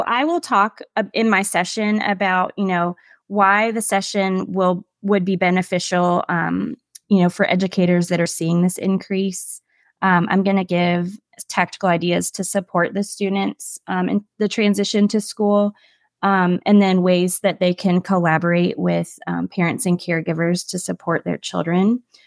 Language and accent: English; Williamsburg, Virginia, United States; also born or lived in Charlottesville, Virginia / Shenandoah Valley, Virginia; where I grew up in Williamsburg